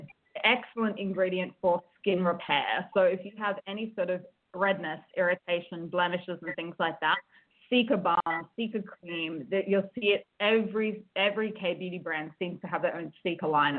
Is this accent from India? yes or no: no; Australia; accent: Australian; moved away as an adult; also born or lived in United States; now in Seoul, South Korea; I'm an Australian living in Seoul, South Korea